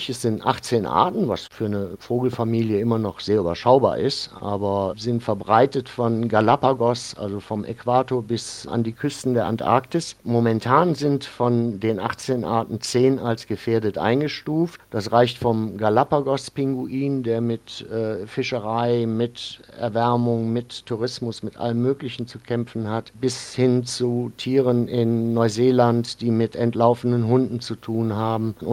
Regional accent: North Rhine-Westphalia, Germany; Ich bin im Rheinland aufgewachsen, in der Nähe von Bonn und habe mir diesen kölschen Humor dann, glaube ich, ein bisschen bewahrt.

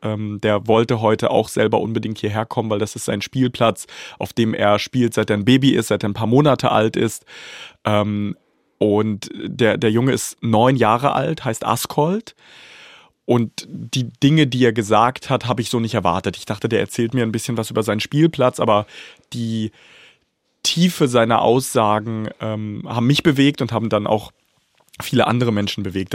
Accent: Bad Pyrmont, Lower Saxony, Germany; also born or lived in Kharkiv, Ukraine; ich bin in Deutschland aufgewachsen, ich bin in Bad Pyrmont aufgewachsen.

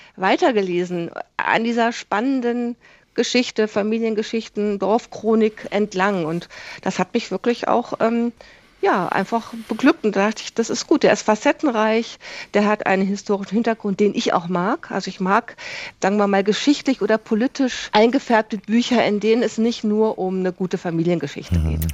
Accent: Koblenz, Rhineland-Palatinate, Germany; ich bin in Koblenz aufgewachsen

